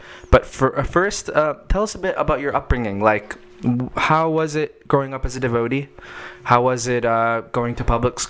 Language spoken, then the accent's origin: English; New Jersey, United States; We grew up together in Iskon of New Jersey.